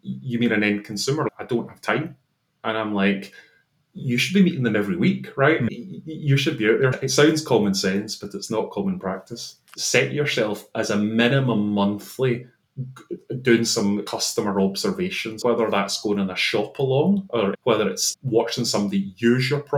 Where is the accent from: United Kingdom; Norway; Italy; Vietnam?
United Kingdom; Scotland; accent: Scottish; now in London, United Kingdom; my accent is originally Scottish